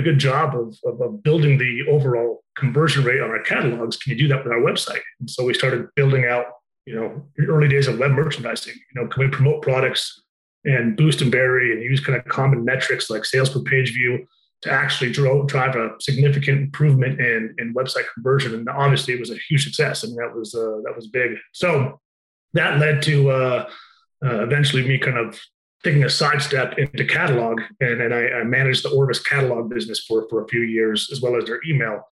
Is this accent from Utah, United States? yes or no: yes; Utah, United States; moved away as an adult; I'm from Utah originally